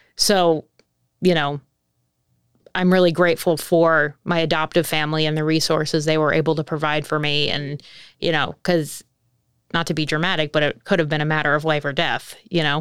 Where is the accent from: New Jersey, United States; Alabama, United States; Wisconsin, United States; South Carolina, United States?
New Jersey, United States; I'm from New Jersey